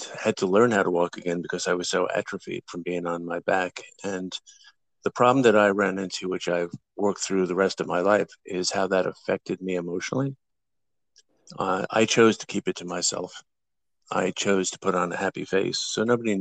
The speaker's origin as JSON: {"language": "English", "area": "Long Island", "region": "New York", "country": "United States", "tie": "born or raised there", "also_born_or_lived": "Bronx, New York", "said": "I grew up originally in the Bronx until about the age of 9, and then out to Long Island for the rest of the time"}